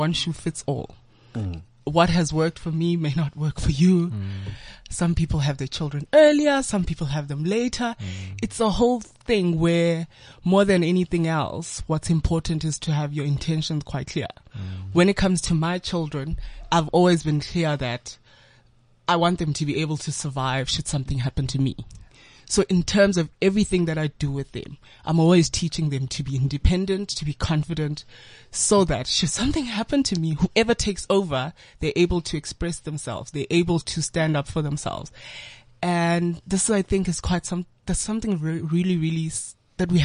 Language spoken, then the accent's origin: English; Soweto, Gauteng, South Africa; having grown up in a bit of like Soweto, a huge part of my life in Soweto